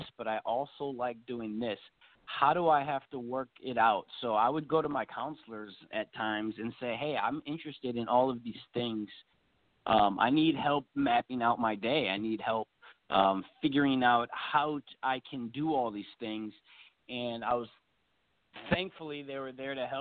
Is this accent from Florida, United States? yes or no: no; Racine, Wisconsin, United States; I'm originally from Racine, Wisconsin